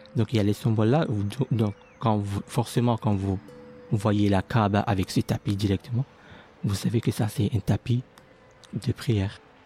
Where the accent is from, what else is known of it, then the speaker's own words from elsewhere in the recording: near Moroni, Grande Comore, Comoros; moved away as an adult; Je viens des Comores, précisément dans la ville de Bambaro qui est juste à côté de Moroni, euh, la capitale de Comores